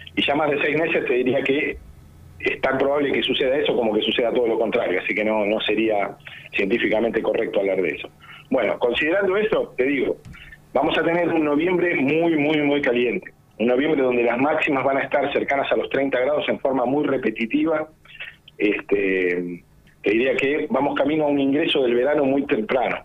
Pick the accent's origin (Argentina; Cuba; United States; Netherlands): Argentina; Buenos Aires; moved away as an adult; now in Bahía Blanca, Argentina; Yo soy de Buenos pero eh, me, empecé a trabajar en Bahía Blanca hace hace unos 12 años